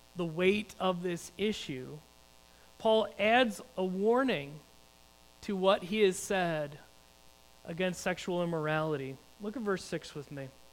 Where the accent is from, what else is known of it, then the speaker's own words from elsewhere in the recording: United States; as American Christians